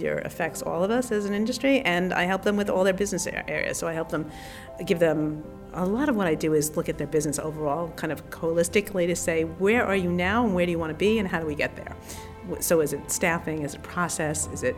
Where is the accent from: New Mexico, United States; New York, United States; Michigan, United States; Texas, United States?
New York, United States; Long Island; I grew up in Long Island, but I had this really eccentric father